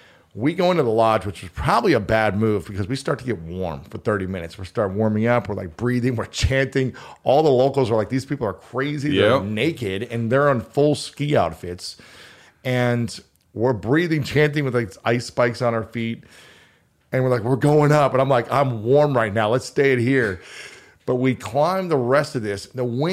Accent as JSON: {"language": "English", "region": "Ohio", "country": "United States", "moved": "yes", "lives_now": "Los Angeles, United States", "said": "I'm not a fan of the cold. I moved to LA from Ohio."}